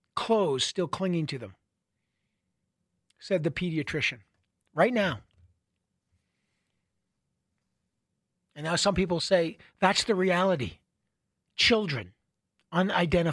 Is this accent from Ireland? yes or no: no; Canada; I am a Canadian. I live in Canada